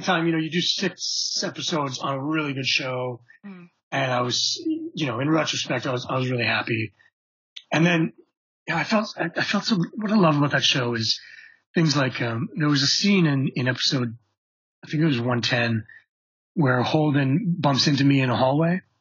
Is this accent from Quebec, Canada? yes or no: yes; Montreal, Quebec, Canada; moved away as an adult; we're both from Montreal.